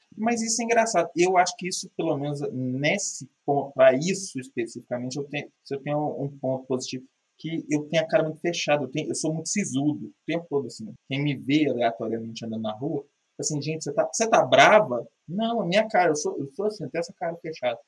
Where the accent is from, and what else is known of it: Minas Gerais, Brazil